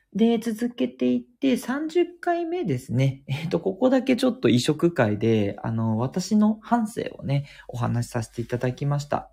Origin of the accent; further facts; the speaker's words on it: Tokyo, Japan; also born or lived in Kitakyushu; 東京で育ったんだけど、実は北九州で育ってる時もあったりとか